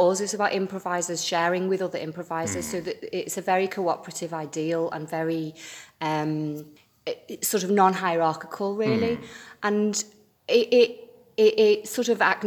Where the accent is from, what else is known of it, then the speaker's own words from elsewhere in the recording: Birkenhead, North West England, United Kingdom; also born or lived in London / Brighton; now in Liverpool, United Kingdom; Originally, yeah. Well, from the Wirral